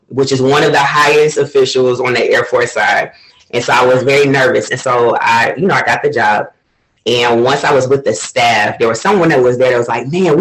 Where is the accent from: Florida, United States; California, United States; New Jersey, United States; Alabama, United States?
Florida, United States; moved away as an adult; also born or lived in Cleveland, Ohio / Portugal; I was born in Cleveland, but I was raised in Florida